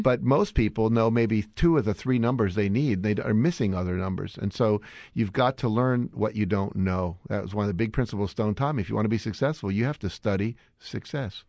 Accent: West Virginia, United States; moved away; also born or lived in Chicago; I grew up in West Virginia

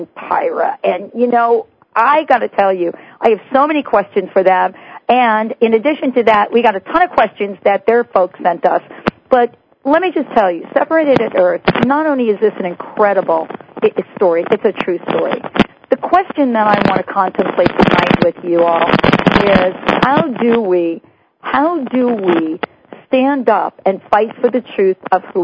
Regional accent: New York, United States; I'm from New York, too

